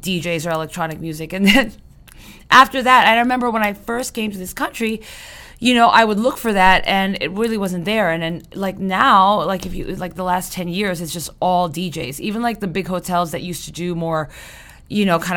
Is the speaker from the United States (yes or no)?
no; Philippines; moved away; I was growing up in the Philippines